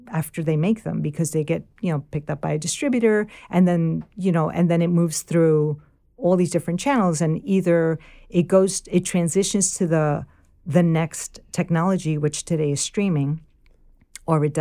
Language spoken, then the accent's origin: English; New York City, New York, United States; accent: Bronx / New York; I don't know that I have a Bronx accent, like a New York accent that much